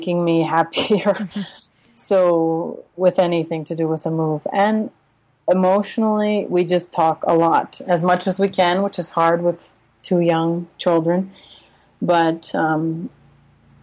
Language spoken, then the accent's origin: English; United States; moved away as an adult; also born or lived in Uzbekistan / Russia; now in Santiago, Chile; as an American